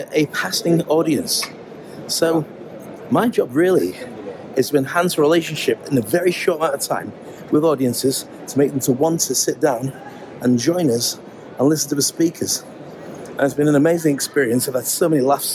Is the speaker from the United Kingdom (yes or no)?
yes; United Kingdom; moved away as an adult; now in Dubai, United Arab Emirates; I am a Brit. I'm fiercely proud to be a Brit.